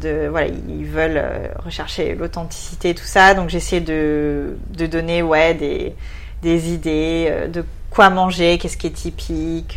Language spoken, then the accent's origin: French; near Bordeaux, Nouvelle-Aquitaine, France; accent: French; moved away as an adult; also born or lived in Melbourne, Australia; now in Sydney, Australia; je suis du sud-ouest